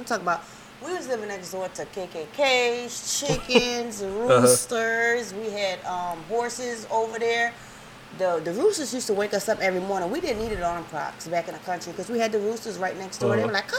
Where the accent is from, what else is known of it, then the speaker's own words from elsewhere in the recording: Philadelphia, Pennsylvania, United States; now in Georgia, United States; Well, I'm originally from Philadelphia. I've been living here for about like 12 years or so.